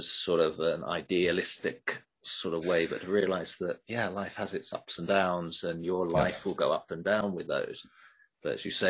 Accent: England, United Kingdom; I'm English, but obviously I spend a lot of time in the US

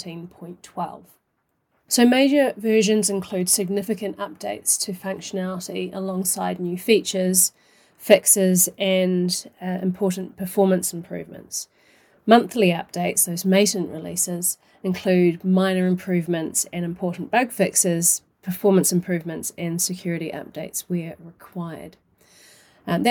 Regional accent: New Zealand; accent: New Zealand; now in Brighton, United Kingdom; I currently live in Brighton in the UK, although my accent originates from New Zealand

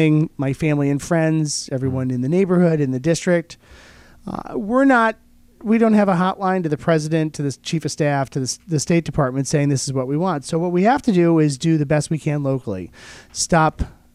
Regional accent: Oklahoma, United States; now in Rochester, United States; I grew up in Oklahoma

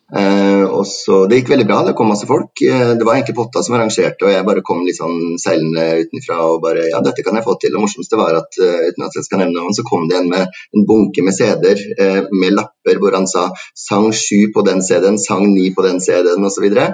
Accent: Trondheim, Trøndelag, Norway; jeg kommer fra Trondheim

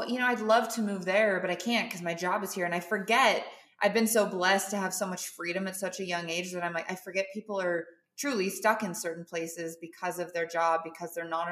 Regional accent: Montana, United States; moved away as an adult; also born or lived in San Diego, California / Colorado; now in Austin, United States; I'm from Montana, not a cow town, but just as close as you can possibly get

